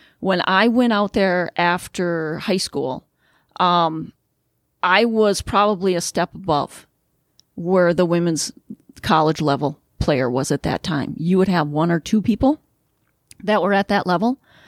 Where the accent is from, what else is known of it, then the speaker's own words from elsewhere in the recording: Midwest, United States; but I'm a Midwesterner. After I graduated, I came back to the Midwest.